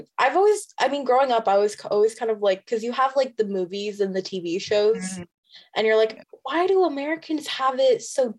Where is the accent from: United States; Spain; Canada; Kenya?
Canada; As a Canadian